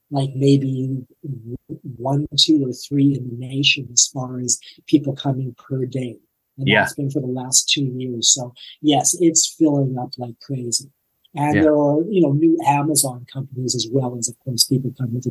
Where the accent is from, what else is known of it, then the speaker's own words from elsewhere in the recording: Toronto, Ontario, Canada; now in Nashville, United States; I came from Toronto to live here. You know, they say that Nashville is the biggest little town you'll ever, you know, the biggest.